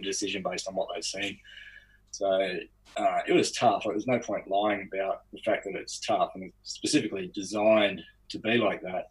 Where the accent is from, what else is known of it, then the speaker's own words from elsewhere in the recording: Lower Blue Mountains, outside Sydney, New South Wales, Australia; I grew up outside of Sydney, so in the Lower Blue Mountains